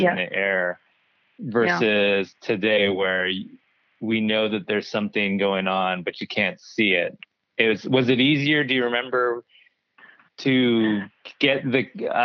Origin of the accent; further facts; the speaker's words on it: Spokane, Washington, United States; growing up in Spokane, what it was like in 1980